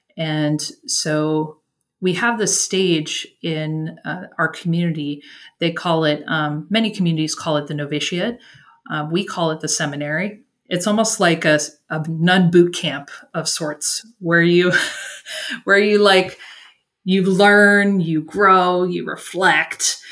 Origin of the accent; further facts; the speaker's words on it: Washington, District of Columbia, United States; moved away as an adult; also born or lived in Northern Virginia; now in Brownsville, United States; I'm originally from Washington, D.C., in the Northern Virginia area.